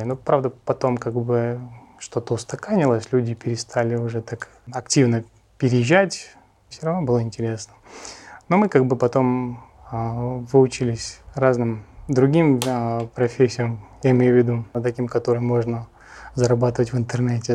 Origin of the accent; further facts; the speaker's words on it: Russia; moved away as an adult; also born or lived in United States / Los Angeles; я как бы армянин, жил всю жизнь в России